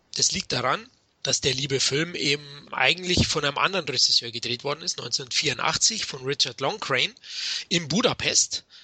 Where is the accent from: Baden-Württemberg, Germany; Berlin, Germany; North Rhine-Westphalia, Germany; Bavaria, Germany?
Bavaria, Germany; Munich; ich bin ja aus München